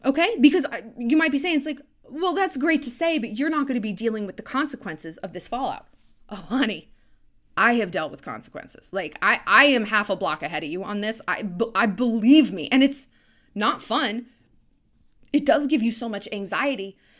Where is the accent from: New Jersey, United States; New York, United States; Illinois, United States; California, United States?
California, United States; now in Montana, United States; It's a big phrase I grew up with in California